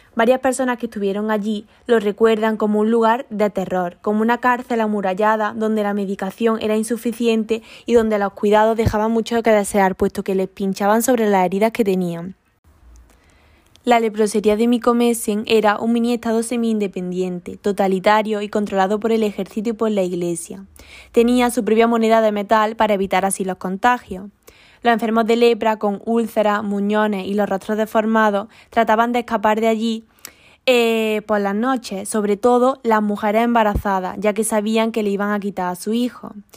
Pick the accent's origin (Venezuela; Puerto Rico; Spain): Spain